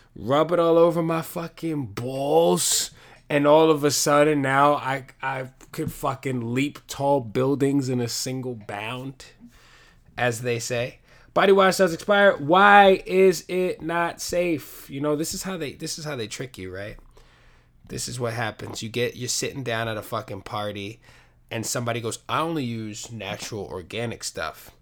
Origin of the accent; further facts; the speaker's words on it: New York City, New York, United States; we're both from the Bronx.